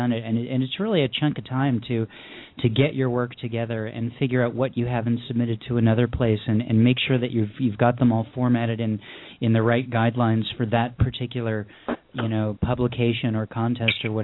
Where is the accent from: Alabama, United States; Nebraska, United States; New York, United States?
New York, United States; Syracuse; now in Los Angeles, United States; I'm from Los Angeles now, but the last time I was at the YMCA in Syracuse, I was attending summer camp at their day camp, and I was probably about 8 years old.